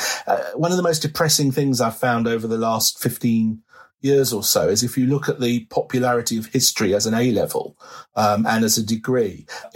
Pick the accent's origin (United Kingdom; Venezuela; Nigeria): United Kingdom; there is this embarrassment about being British, as if somehow we have something to be ashamed of because our ancestors did things that we are indeed now ashamed of.